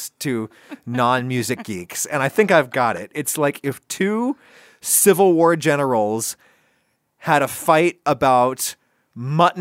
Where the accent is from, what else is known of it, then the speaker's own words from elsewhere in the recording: Pennsylvania, United States; my home state of Pennsylvania